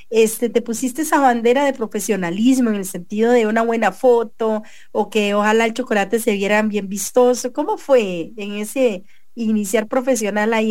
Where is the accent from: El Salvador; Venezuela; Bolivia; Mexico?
El Salvador; Concepción, La Unión; De Concepción, de la Unión.